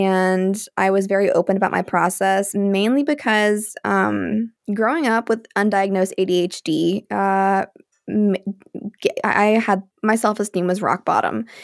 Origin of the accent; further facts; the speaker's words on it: Alabama, United States; I was raised in Alabama